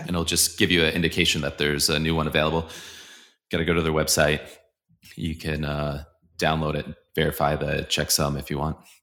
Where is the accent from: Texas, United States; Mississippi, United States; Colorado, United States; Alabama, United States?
Colorado, United States; also born or lived in Boulder, Colorado; I'm from Colorado. I'm in Boulder, Colorado